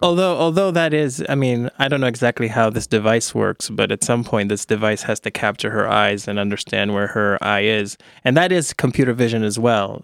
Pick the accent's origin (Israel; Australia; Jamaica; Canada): Israel; Ra'anana, Central District; moved away as an adult; also born or lived in United States; I grew up in Israel